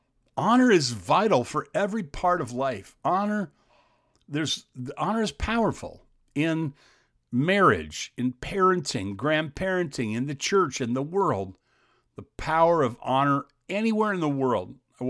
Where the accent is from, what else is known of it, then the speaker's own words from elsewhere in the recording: Xenia, Ohio, United States; born there; When I was born in Xenia, Ohio, my dad wasn't allowed to attend the birth.